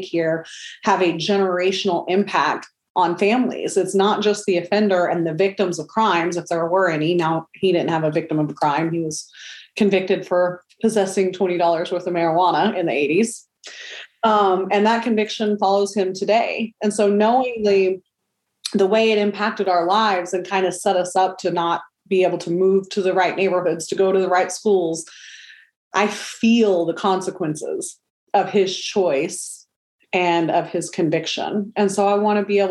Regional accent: Oklahoma City, Oklahoma, United States; I was born and raised in Oklahoma City

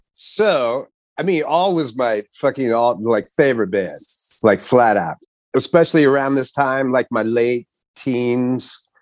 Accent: Kansas City, Missouri, United States; I'm from Kansas City

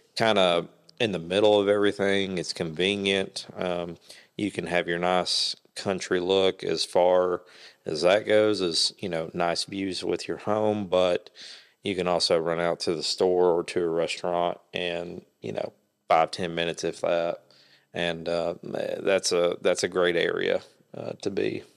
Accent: Kingsport, Tennessee, United States; now in Jonesborough, United States; born and raised Kingsport. I now live, uh, in the Jonesboro area.

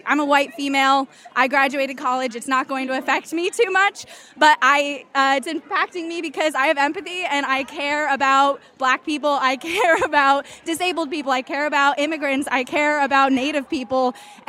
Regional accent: Rhode Island, United States; I am from Rhode Island, and I am 23 years old.

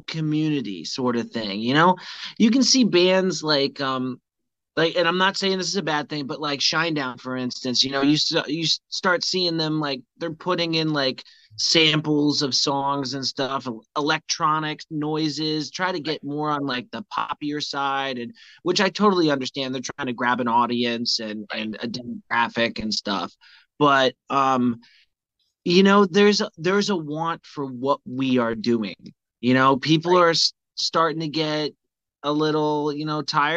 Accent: Vermont, United States; now in Charleston, United States; I'm from Vermont

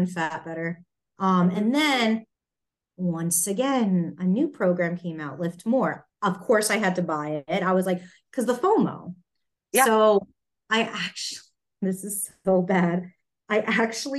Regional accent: New York, United States; moved away; I'm originally from New York.

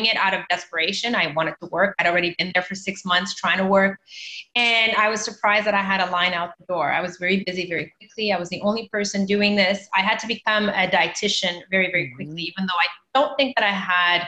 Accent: Canada; also born or lived in Mozambique / Toronto, Canada; staying in Canada where I grew up, I decided to go back to my home country. I'm from Mozambique

